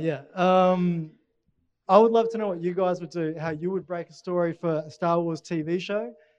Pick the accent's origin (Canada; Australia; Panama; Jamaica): Australia; Brisbane, Queensland; I'm from Brisbane.